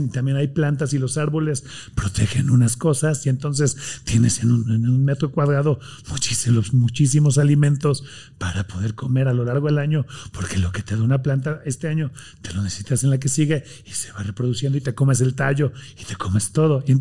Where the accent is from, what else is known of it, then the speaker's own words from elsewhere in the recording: Tijuana, Baja California, Mexico; Yo soy de Tijuana. De Tijuana.